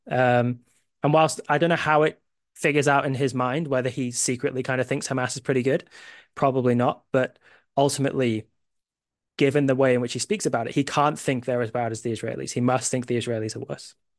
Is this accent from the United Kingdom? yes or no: yes; United Kingdom; I have U S family, but I'm a British